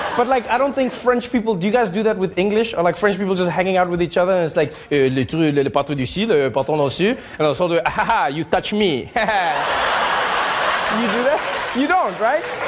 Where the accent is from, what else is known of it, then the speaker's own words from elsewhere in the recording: South Africa; moved away; growing up in South Africa